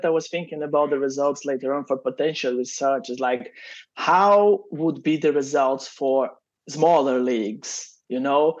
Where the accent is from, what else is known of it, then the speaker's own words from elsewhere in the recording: Brazil; as I'm from Brazil